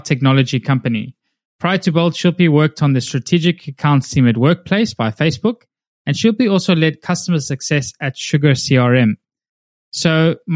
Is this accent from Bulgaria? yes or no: no; South Africa; moved away; I grew up in South Africa, so I was fortunate to spend a lot of time in what we call the bush, like Americans call safari.